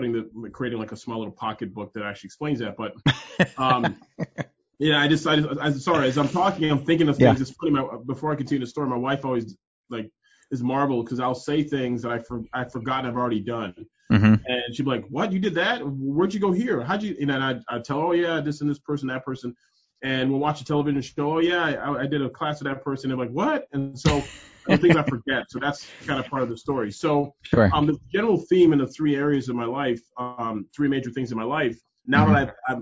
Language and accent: English; Toronto, Ontario, Canada; moved away as an adult; now in United States; I'm originally born and raised in Canada, in Toronto, but I'm a Nigerian descent.